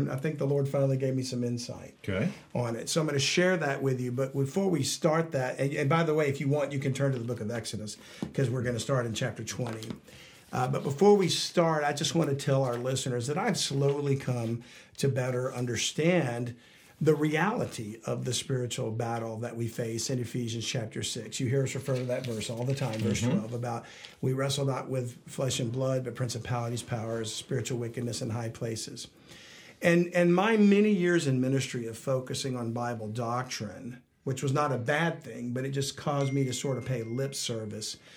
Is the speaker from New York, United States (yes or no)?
no; South Louisiana, United States; we're down from South Louisiana